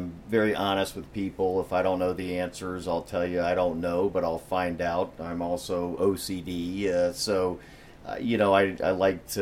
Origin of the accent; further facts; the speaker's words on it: West Palm Beach, Florida, United States; I'm a native Floridian. I was born and raised in West Palm.